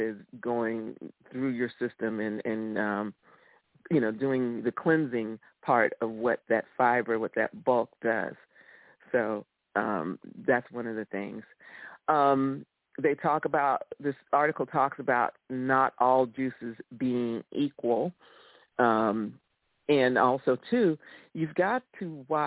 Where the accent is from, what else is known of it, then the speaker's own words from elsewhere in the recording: Florida, United States; I grew up in Florida